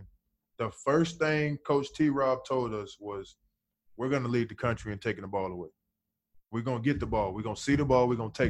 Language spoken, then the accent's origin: English; Alabama, United States; I'm from Bama